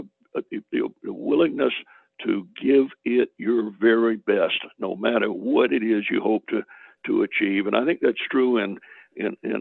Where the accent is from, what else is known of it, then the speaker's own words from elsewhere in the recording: Macon, Georgia, United States; I was born 1941 in Macon, Georgia